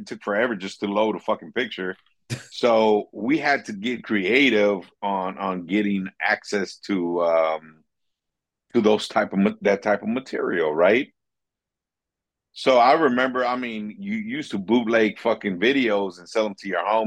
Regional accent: Los Angeles, California, United States; I'm LA's number one son

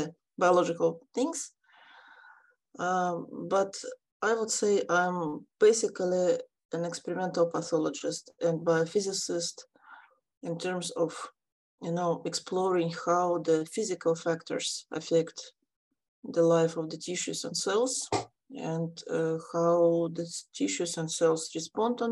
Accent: Ukraine; now in Australia; I'm also from Ukraine

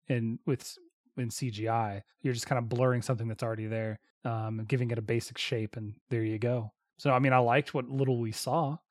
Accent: the South, United States; we grew up in the South

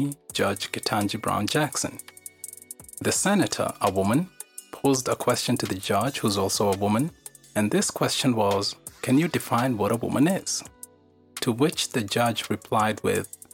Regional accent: Kenya; I was born and raised in Kenya

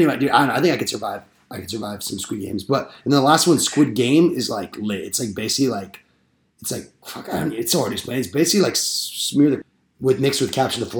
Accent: Simi Valley, California, United States; I'm from Simi Valley. The best city.

